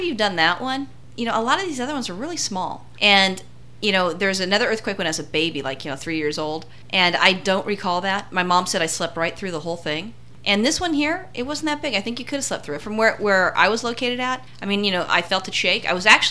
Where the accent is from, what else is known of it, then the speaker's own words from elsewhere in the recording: California, United States; I grew up in California